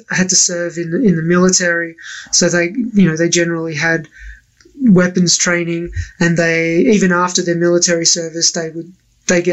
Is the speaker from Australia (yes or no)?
yes; Australia; now in United States; I grew up in Australia